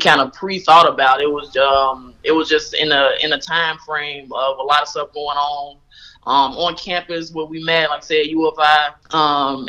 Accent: Chicago, Illinois, United States; I'm originally from Chicago. I'm from the west side of Chicago, Austin

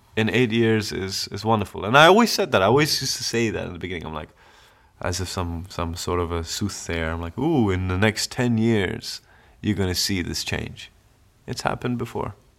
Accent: Dubai, United Arab Emirates; also born or lived in London; I'm from the Emirates.

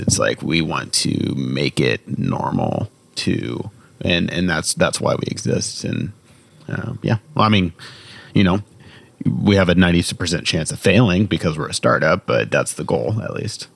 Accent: Indiana, United States; I'm from Indiana

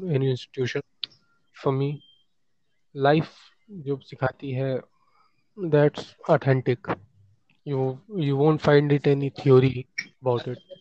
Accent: Dumraon, Bihar, India; born or raised there; moved away

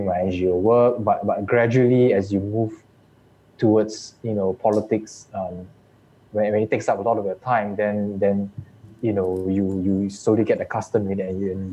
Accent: Muar, Johor, Malaysia; I'm from Johor, Muar specifically.

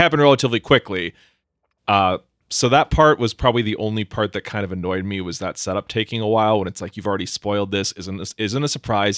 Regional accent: Minnesota, United States; I'm Minnesotan

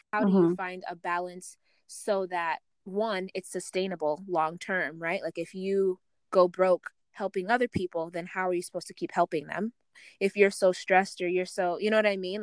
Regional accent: Uganda; I come from Uganda, so I'm in East Africa too

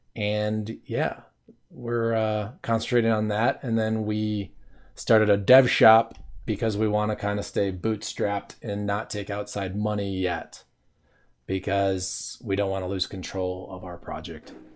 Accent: Wisconsin, United States; moved away as an adult; also born or lived in Los Angeles, California; when I was thirty, I left my home state of Wisconsin

